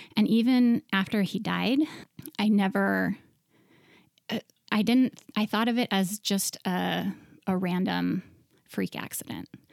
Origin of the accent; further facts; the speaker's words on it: Montana, United States; moved away as an adult; also born or lived in New York City; I grew up in Montana